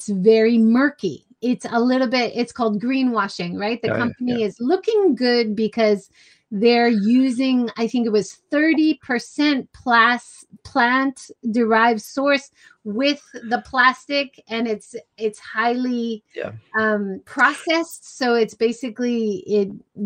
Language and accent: English; Hawaii, United States; I grew up in Hawaii.